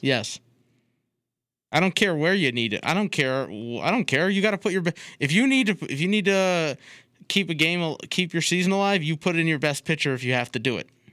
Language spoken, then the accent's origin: English; Chicago, Illinois, United States; moved away; I'm from the Chicago area